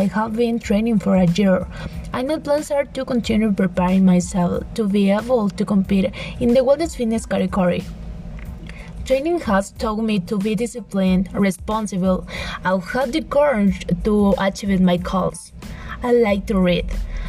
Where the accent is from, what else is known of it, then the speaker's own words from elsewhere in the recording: Puebla, Mexico; I am 18 years old. I am from Puebla.